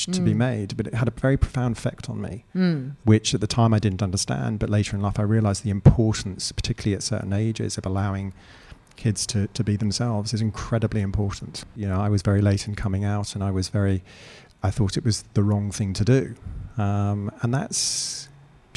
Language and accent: English; Eastbourne, South East England, United Kingdom; moved away as an adult; also born or lived in Canada / London; now in Australia; I was born in Canada. I was then brought up in the south coast of the UK, a lovely spot called Eastbourne near Brighton